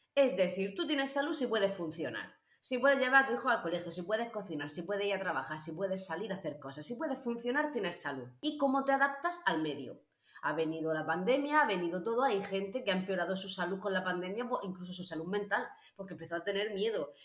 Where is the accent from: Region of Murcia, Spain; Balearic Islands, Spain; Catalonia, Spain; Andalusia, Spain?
Region of Murcia, Spain